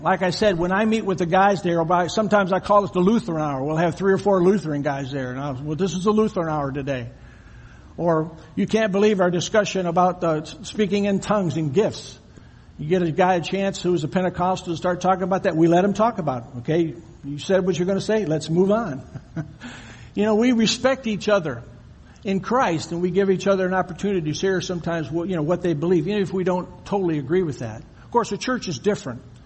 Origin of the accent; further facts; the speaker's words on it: Michigan, United States; moved away as an adult; also born or lived in Ohio; I'm from Michigan